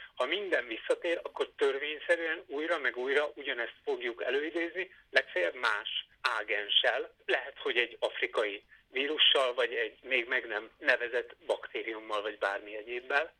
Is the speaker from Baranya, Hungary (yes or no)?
no; Veszprém, Veszprém County, Hungary; moved away as an adult; also born or lived in Zala County; now in Debrecen, Hungary; Én már Veszprémben születtem, 18 éves koromig ott éltem, megkedveltem.